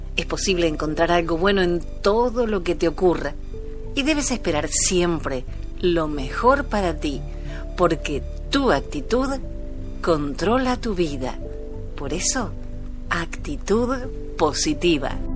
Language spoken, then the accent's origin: Spanish; Argentina; moved away as an adult; now in Miami, United States; soy argentina